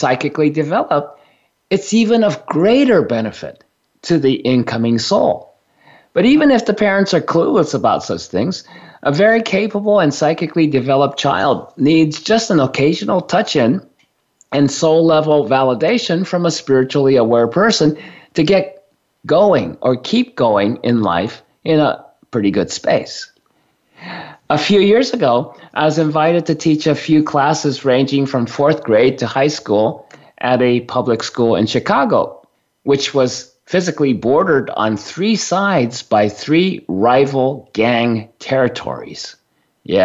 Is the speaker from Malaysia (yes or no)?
no; Japan; now in United States; since I was born and raised in Japan